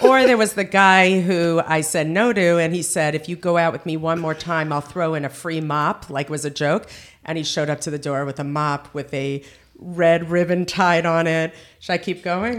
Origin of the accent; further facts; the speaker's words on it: Teaneck, New Jersey, United States; also born or lived in Boca Raton, Florida; now in Ramat Beit Shemesh, Israel; I am from Teaneck, New Jersey